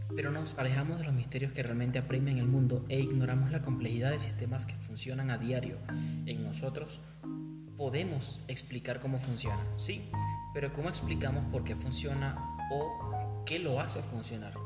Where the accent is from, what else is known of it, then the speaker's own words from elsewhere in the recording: Maturín, Monagas, Venezuela; now in Píllaro, Ecuador; yo soy de Venezuela, estoy yo soy de un lugar caliente del oriente del país. Es un lugar muy muy caliente donde un día normal te hace 36 grados, casi 40 grados. Ese es un día normal en nuestra, eh, nuestra amada Maturín